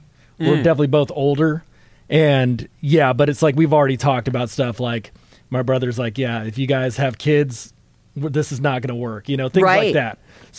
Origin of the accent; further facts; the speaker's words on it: Antioch, California, United States; now in Concord, United States; I grew up in Antioch.